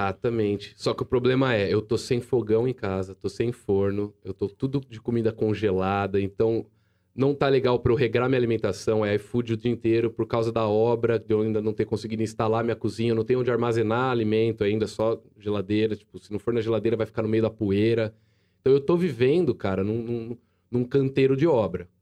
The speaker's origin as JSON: {"language": "Portuguese", "town": "Jaú", "region": "São Paulo", "country": "Brazil"}